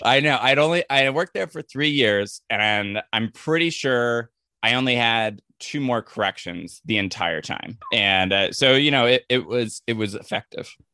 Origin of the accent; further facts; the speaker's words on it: Ventura County, Southern California, United States; I grew up in Southern California, just like the, you know, the suburbs of L A, like Ventura County area